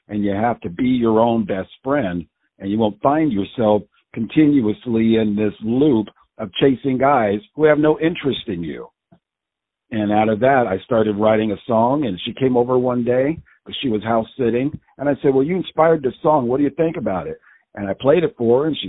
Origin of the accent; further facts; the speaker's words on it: Long Island, New York, United States; I'm from Long Island, New York